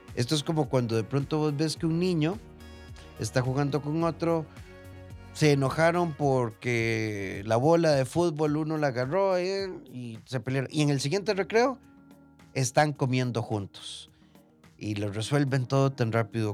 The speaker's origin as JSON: {"language": "Spanish", "country": "Costa Rica", "said": "de Costa Rica"}